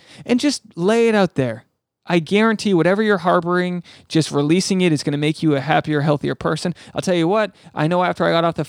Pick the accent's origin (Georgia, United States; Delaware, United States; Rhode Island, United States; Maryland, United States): Rhode Island, United States; This is episode 401, which is also the area code for my home state of Rhode Island. 401, baby. Ocean state. Small state.